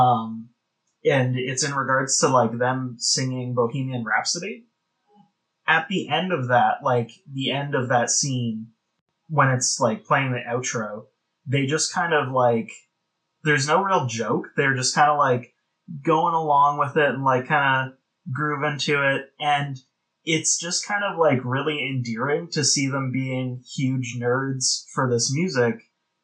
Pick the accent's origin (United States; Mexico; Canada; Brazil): Canada; We're Canadian